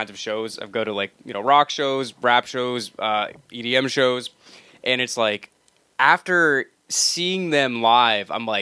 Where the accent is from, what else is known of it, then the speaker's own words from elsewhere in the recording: United States; We're Americans.